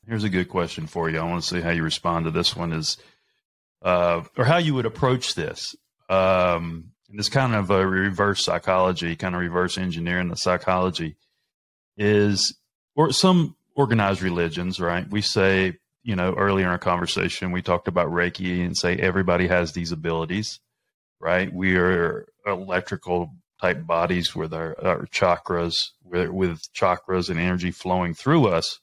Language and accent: English; the South, United States; I'm from the South, right? Baptist, Baptist church